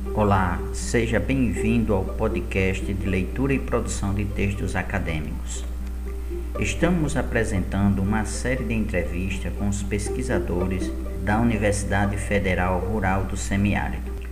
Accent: Brazil; enquanto brasileiros

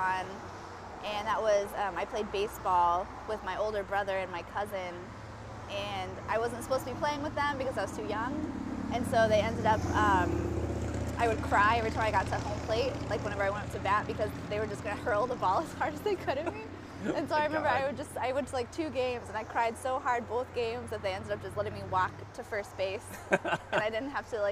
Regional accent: southern rural Indiana, United States; I grew up in rural Indiana, southern, like, middle of nowhere.

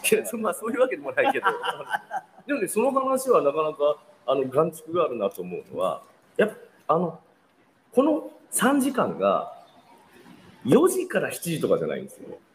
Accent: Nagoya, Aichi, Japan; moved away; 同じ名古屋界隈

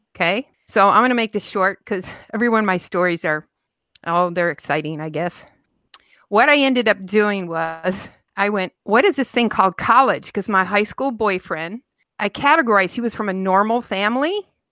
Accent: Utica, Michigan, United States; I grew up right outside Detroit in a little town called Utica, Utica, Michigan

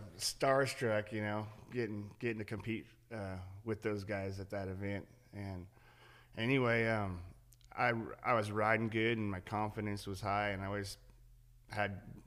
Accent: Central Coast of California, United States; I grew up on the Central Coast of California

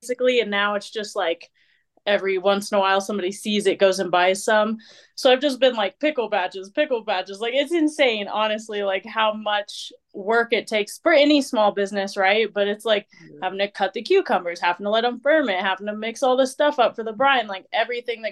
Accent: Missouri, United States; moved away as an adult; also born or lived in Virginia; now in Colorado, United States; So from Missouri, grew up there pretty much, I don't know, like from 12, I'm trying to remember, like 14 to, you know, my early 20s

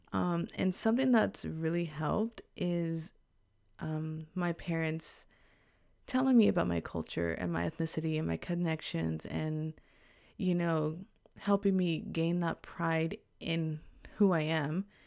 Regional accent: Texas, United States; moved away as an adult; now in Japan; we grew up in Texas

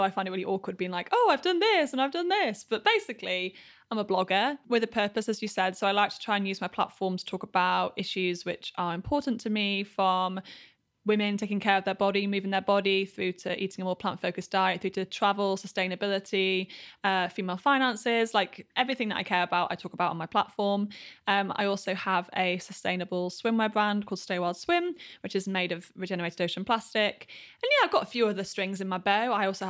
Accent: Yorkshire and the Humber, United Kingdom; Grew up in Yorkshire. So the north of England.

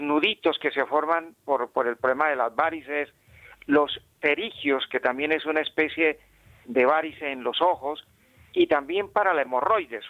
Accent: Bucaramanga, Santander, Colombia; donde yo nací en Bucaramanga

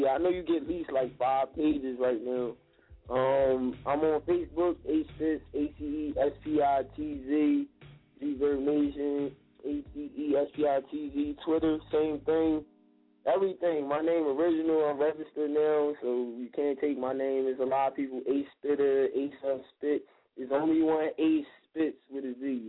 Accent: Philadelphia, Pennsylvania, United States; I'm from West Philly

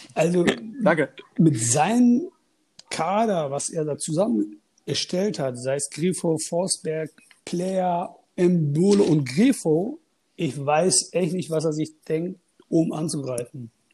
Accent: Münster, North Rhine-Westphalia, Germany; also born or lived in Turkey; bin 38 Jahre alt und komme aus Münster. Und geboren bin ich in der Türkei.

